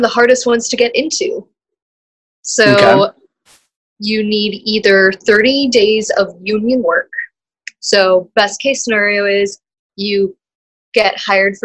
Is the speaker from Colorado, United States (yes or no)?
no; Texas, United States; now in Los Angeles, United States; I'm now Californian. Like, I've lost my Texas title now.